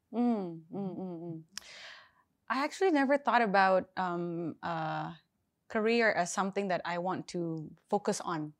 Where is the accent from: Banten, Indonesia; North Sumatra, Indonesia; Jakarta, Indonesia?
Jakarta, Indonesia; So I was born, uh, lahirnya di Jakarta